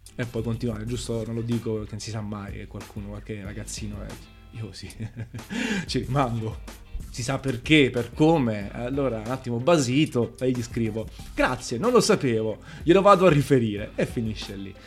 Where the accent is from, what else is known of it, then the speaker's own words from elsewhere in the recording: Naples, Campania, Italy; accent: Neapolitan; Io sono napoletano, orgoglioso di esserlo